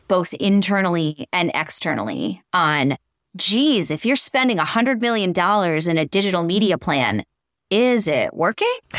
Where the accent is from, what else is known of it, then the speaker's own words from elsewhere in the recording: Western Massachusetts, United States; I'm a Massachusetts girl. I grew up in Western Mass, just outside of the Berkshires